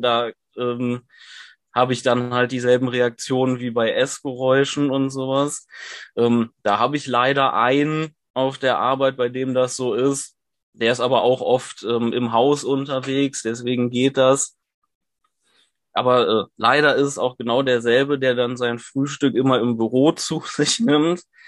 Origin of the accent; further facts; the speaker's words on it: Cologne, North Rhine-Westphalia, Germany; ich komme aus Köln und studiere dort